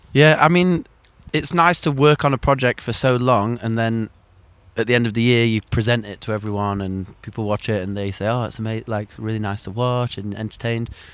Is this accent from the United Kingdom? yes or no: yes; Sheffield, Yorkshire and the Humber, United Kingdom; moved away; growing up in Sheffield, you always knew that the ski slope was there